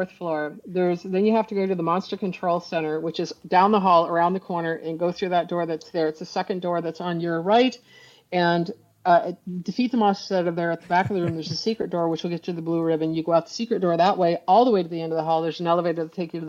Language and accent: English; New York, United States; I speak fast because I'm from New York